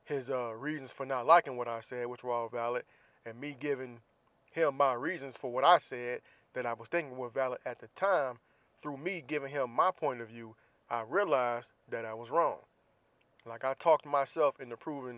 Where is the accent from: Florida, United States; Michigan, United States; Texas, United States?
Florida, United States; Jacksonville; moved away; my hometown of Jacksonville, Florida